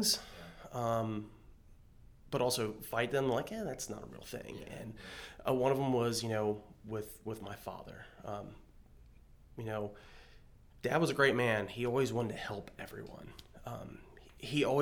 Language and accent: English; Berkeley County, West Virginia, United States; I grew up in Berkeley County, West Virginia.